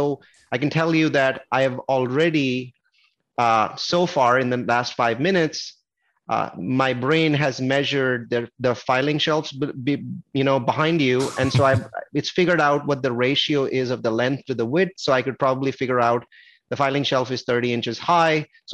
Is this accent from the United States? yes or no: yes; Silicon Valley, California, United States; I'm from Silicon Valley